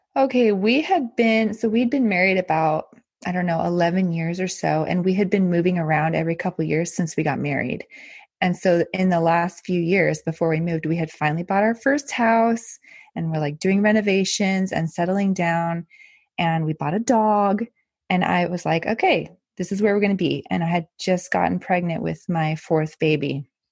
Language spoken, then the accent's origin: English; El Paso, Texas, United States; moved away as an adult; now in Netherlands; I grew up in El Paso, Texas, which is right on the border of Mexico.